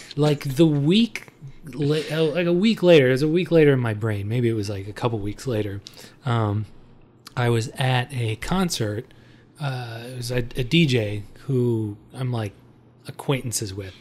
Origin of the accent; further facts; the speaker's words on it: Detroit, Michigan, United States; We're from Detroit